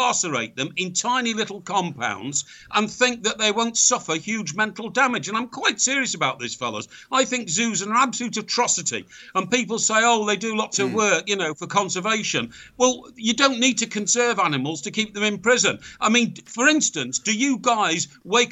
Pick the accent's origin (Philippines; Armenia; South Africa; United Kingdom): United Kingdom; Chester, North West England; I come from Chester